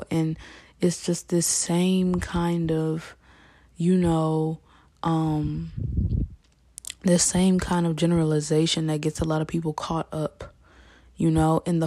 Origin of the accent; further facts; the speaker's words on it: United States; as an American, as, you know, a young American